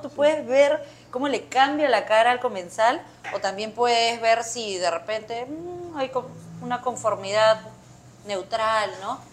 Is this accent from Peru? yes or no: yes; Peru; ahora los cocineros peruanos pues tenemos también una gran responsabilidad